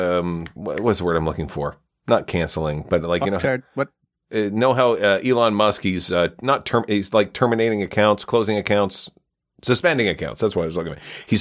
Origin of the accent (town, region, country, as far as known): Gananoque, Ontario, Canada; born or raised there; also born or lived in Kingston / Hinton, Alberta